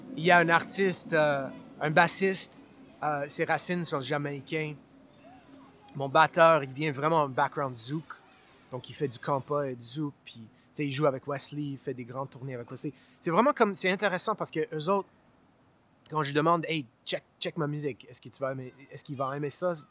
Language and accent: French; Montreal, Quebec, Canada; Je viens de Montréal. Je suis né ici à, NDG, Notre-Dame-de-Grâce